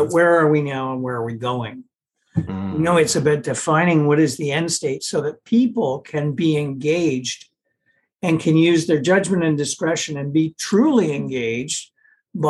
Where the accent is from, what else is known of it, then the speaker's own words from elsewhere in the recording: Canada; being a Canadian